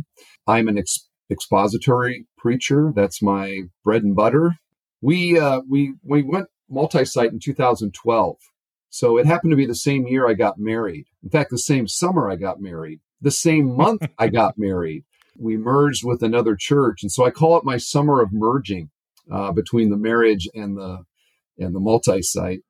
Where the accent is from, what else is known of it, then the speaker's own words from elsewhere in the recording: Cedar Falls, Iowa, United States; also born or lived in Northwest Indiana; now in Indiana, United States; I grew up in Cedar Falls, Iowa